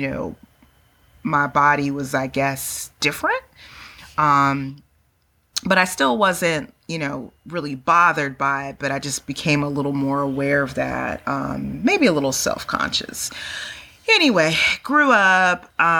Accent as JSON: {"language": "English", "area": "Bay Area", "region": "California", "country": "United States", "tie": "born or raised there", "also_born_or_lived": "East Coast, United States", "moved": "as an adult", "said": "I'm born and raised in California. I'm a 100% Cali girl to the bone, Bay Area. Moved to the East Coast."}